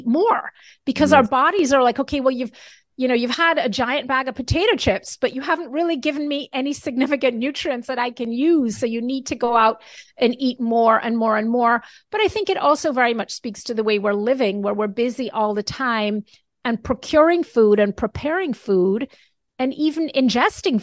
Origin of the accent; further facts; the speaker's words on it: Jamaica; moved away; I was brought up in Jamaica.